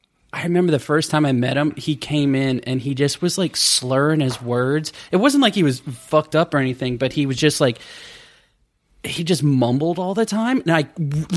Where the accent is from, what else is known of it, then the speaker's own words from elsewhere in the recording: Grayling, Michigan, United States; I'm from the mitten. I'm from almost at the top of the mitten.